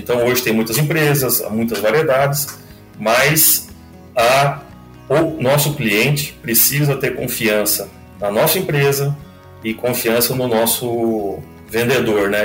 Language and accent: Portuguese; Vilhena, Rondônia, Brazil; also born or lived in Lages, Santa Catarina; now in Mato Grosso, Brazil; Eu sou nascido em Lages, mas a minha família toda é, é de Blumenau, é Santa Catarina. Eu fui criado a maior parte da minha vida no estado de Rondônia, na cidade de Vilhena